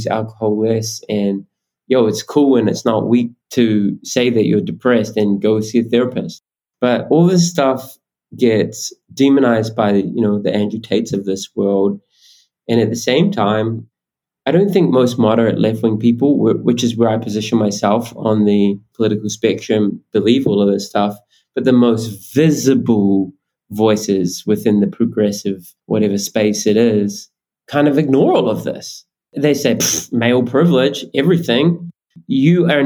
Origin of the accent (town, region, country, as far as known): New Zealand